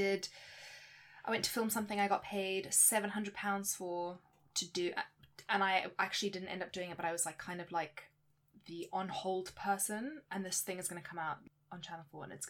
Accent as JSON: {"language": "English", "country": "South Africa", "moved": "yes", "lives_now": "England", "said": "I am South African, which is part of my identity"}